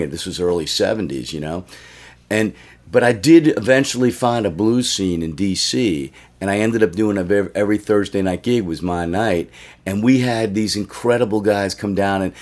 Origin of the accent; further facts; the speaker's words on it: Washington D.C. area / Maryland, United States; moved away as an adult; also born or lived in New York / West Coast / Oakland, California; when I lived in D.C. before I moved to Oakland, um, I see. I grew up. I was born in New York, and I grew up in Washington D.C.